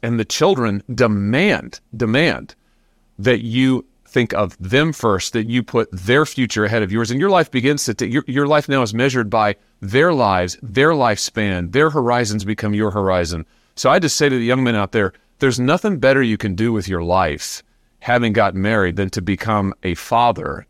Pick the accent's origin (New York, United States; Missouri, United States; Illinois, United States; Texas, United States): Missouri, United States; my home state of Missouri